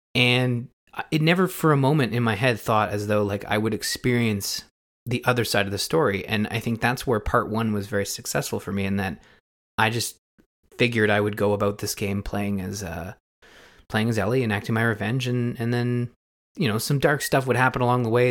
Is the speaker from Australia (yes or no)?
no; Canada; being a Canadian